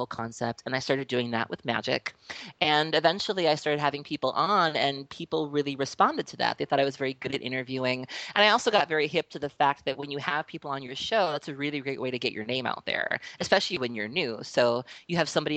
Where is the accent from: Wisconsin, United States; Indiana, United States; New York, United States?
Wisconsin, United States; Milwaukee; I am from Milwaukee, Wisconsin, born and raised